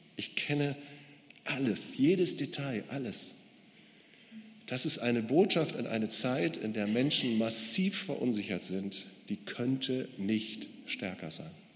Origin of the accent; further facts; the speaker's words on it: Gera, Thuringia, Germany; Bei uns in Gera, in meiner Stadt